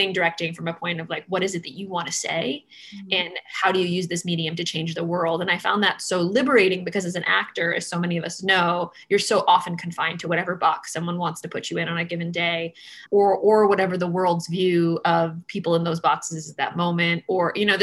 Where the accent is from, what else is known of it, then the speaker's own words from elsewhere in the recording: Connecticut, United States; I was raised in Connecticut, in traditional lands.